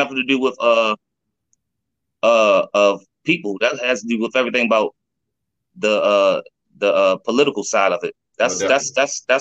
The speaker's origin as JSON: {"language": "English", "town": "Baltimore", "region": "Maryland", "country": "United States", "tie": "born or raised there", "said": "I was born over West Baltimore. I ain't earned my stripes till I moved over East Baltimore"}